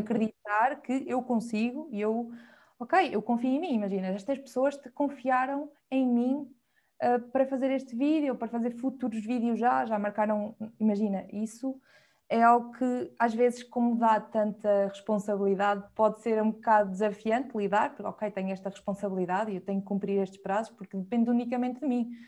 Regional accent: Viseu, Portugal; moved away as an adult; also born or lived in Lisbon; now in Porto, Portugal; Sou de Viseu e neste momento estou baseada no Porto, apesar de ter estado em Lisboa durante sete anos, desde a faculdade

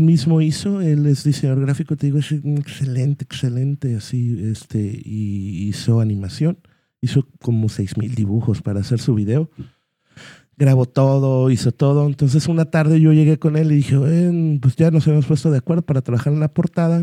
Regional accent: Guadalajara, Jalisco, Mexico; somos de Guadalajara

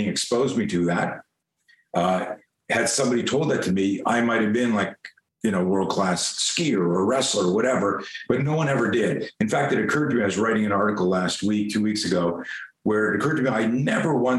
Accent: Canada; moved away as an adult; now in United States; I grew up in Canada, so I was a skier.

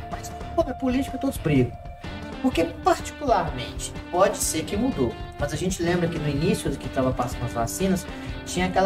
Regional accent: Belo Horizonte, Rio de Janeiro, Brazil; Somos. Nós somos de Belo Horizonte, o Câmara de Rio Acima.

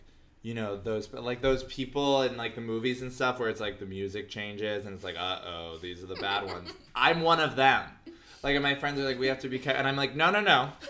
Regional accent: Los Angeles, California, United States; Like, I grew up in LA in the 90s.

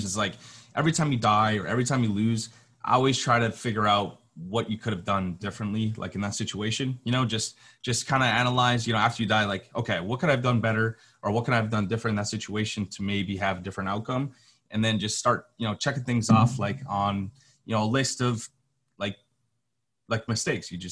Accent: Minnesota, United States; I'm from Minnesota.

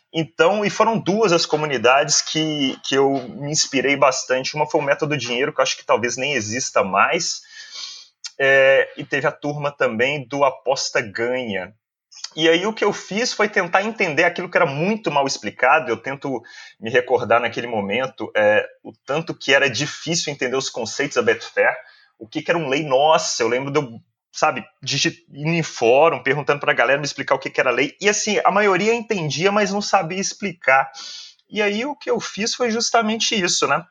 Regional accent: Belo Horizonte, Minas Gerais, Brazil; sou de Belo Horizonte

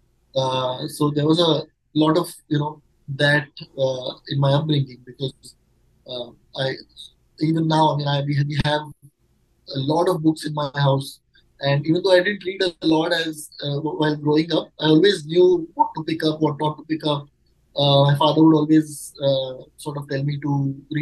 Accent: Mumbai, Maharashtra, India; I'm born and raised in Mumbai, so yes, out and out Mumbaikar

